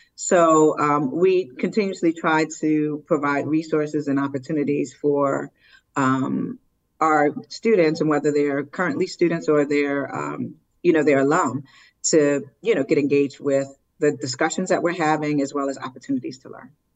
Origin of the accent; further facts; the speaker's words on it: Willingboro, New Jersey, United States; I grew up in Wellingboro, New Jersey